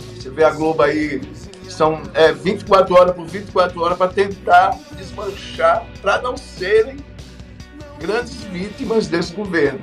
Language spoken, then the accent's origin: Portuguese; Pernambuco, Brazil